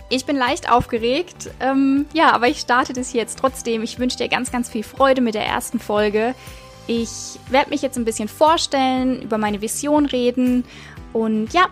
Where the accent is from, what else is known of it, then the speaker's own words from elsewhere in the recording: Baden-Baden, Baden-Württemberg, Germany; Ich bin 29 Jahre und ich komme, ja, ich komme aus der Nähe von Karlsruhe, also von Baden-Baden. Ja, einfach im Süden, Süden von Deutschland, zwischen Karlsruhe und Freiburg, würde ich jetzt mal so sagen.